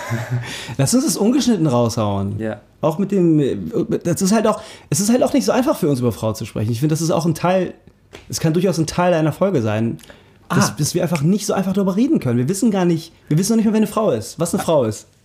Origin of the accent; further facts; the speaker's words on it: Germany; dass wir Deutsche sind. Also von mir, von mir aus Turkodeutsch